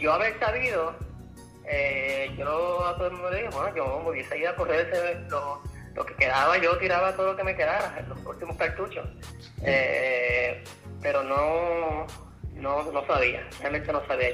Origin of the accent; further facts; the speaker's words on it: Puerto Rico; moved away; yo me crié así en estaba en Puerto Rico